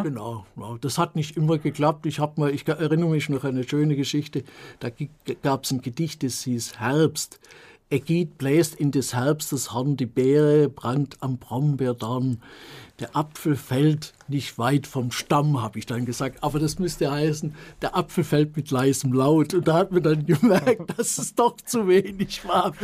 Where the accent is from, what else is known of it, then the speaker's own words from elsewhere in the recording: Rottenburg am Neckar, Baden-Württemberg, Germany; also born or lived in Stuttgart; meine Mutter ist dann mit mir und meinem Bruder nach Rottenburg am Neckar gezogen